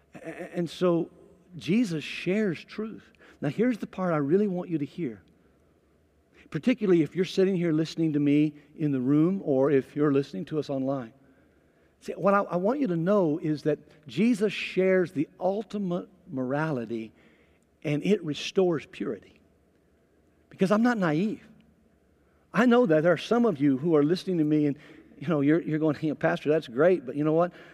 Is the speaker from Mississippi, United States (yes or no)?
yes; Mississippi, United States; I'm from Mississippi